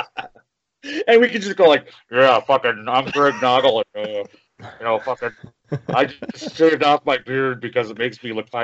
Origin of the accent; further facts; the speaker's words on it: Minneapolis, Minnesota, United States; I'm from Minneapolis